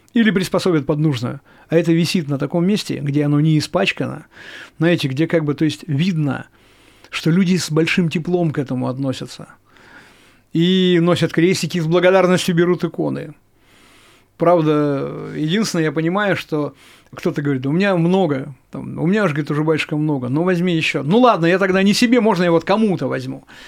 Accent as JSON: {"language": "Russian", "town": "Chelyabinsk", "region": "Chelyabinsk Oblast", "country": "Russia", "said": "в нашем городе"}